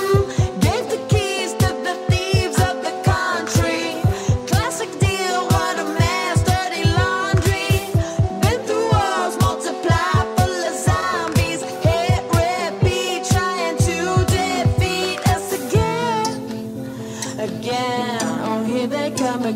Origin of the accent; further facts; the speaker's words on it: Israel; now in Los Angeles, United States; the political situation back home from where I'm from in Israel